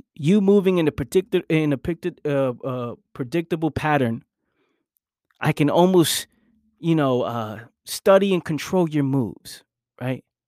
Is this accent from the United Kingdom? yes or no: no; New York City, New York, United States; I was born and raised in New York